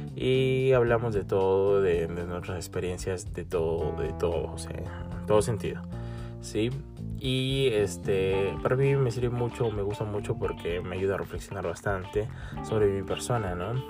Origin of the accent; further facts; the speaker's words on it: Peru; soy de Perú